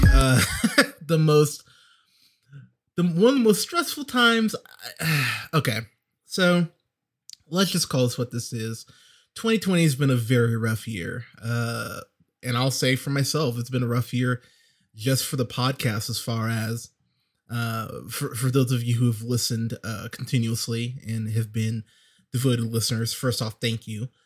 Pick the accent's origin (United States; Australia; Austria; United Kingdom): United States; as an American